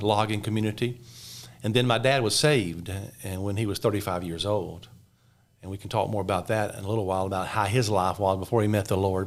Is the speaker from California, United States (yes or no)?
no; just above Mobile, South Alabama, United States; I was born in Alabama, in South Alabama, just above Mobile, Alabama